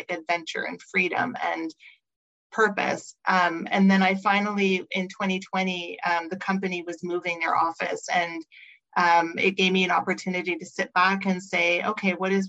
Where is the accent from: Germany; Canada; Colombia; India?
Canada; Montreal, Quebec; moved away as an adult; now in Vancouver, Canada; I grew up in Montreal, moved across the country to Vancouver